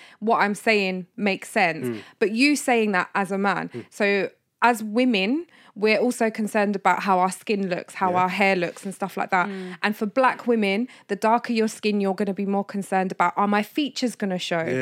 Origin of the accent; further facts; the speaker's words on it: London, United Kingdom; if someone asked me, where are you from? I'd be like, London